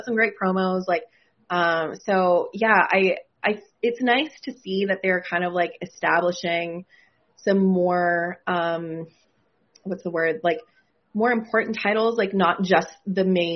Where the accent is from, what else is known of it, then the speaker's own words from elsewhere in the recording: Canada; I'm from Canada